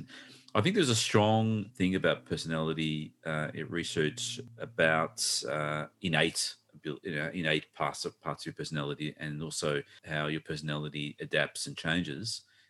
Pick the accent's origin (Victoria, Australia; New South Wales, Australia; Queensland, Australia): Victoria, Australia; Melbourne; We grew up in Brunswick, East Brunswick, yep, which is a northern suburb.